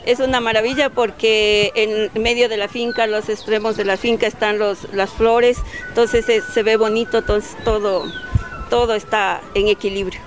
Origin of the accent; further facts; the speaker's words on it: Latacunga, Cotopaxi, Ecuador; venimos de la Tacunga, estamos al pie de los Ilinizas en un sitio que se llama Tuacaso